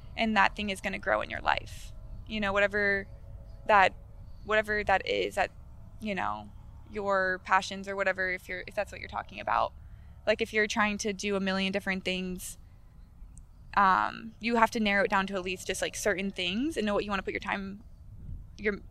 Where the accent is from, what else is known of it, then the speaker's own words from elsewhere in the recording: Sarasota, Florida, United States; I'm from Sarasota, so Sarasota has a lot of... it's just an older community